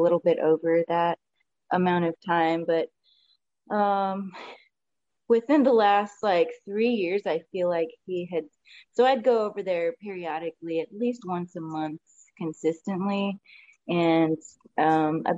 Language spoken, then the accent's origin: English; Austin, Texas, United States; I was born and raised in Austin, Texas, South Austin at that. And I've been here my whole life